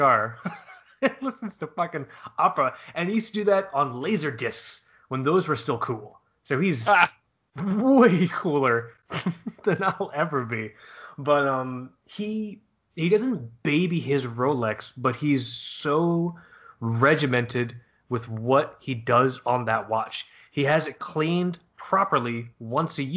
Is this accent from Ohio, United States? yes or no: no; Fort Lauderdale, Florida, United States; we grew up in Fort Lauderdale